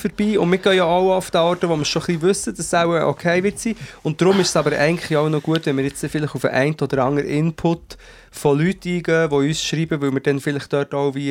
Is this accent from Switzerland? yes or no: yes; Switzerland